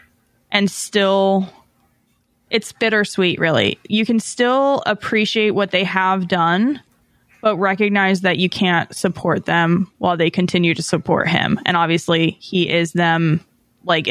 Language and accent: English; Southern California, United States; moved away; I'm from SoCal